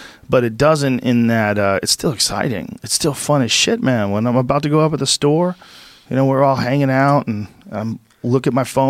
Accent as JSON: {"language": "English", "town": "Boston", "region": "Massachusetts", "country": "United States", "tie": "born or raised there", "also_born_or_lived": "New Jersey / San Francisco / Gainesville", "said": "Well, I was born in New Jersey, but I grew up in Boston."}